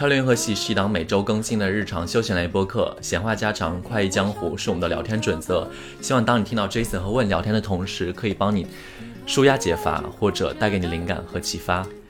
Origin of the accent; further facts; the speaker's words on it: China; moved away; 去年的时候，就是我当时就是回国的时候，然后我不是在我老家嘛，反正就待了一段时间